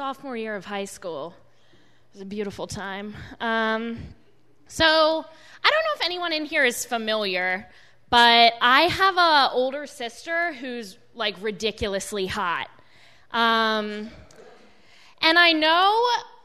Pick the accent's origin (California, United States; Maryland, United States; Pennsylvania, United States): Maryland, United States; Baltimore; I grew up in Baltimore